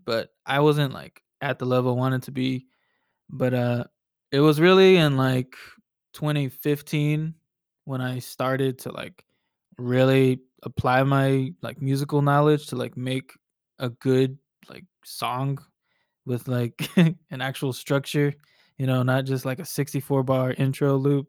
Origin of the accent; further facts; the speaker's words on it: Lancaster, Texas, United States; also born or lived in Dallas, Texas; I'm born and raised in Dallas. Um, I grew up in a, a town called Lancaster, and that's where I, I grew up, you know, for, like, the first eighteen years of my life